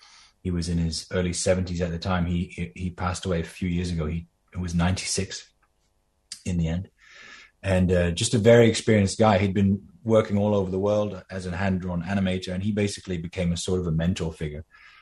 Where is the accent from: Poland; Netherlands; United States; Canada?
Netherlands; I just met this old Danish animator who just happened to live very close to where I grew up in Holland, in the Netherlands.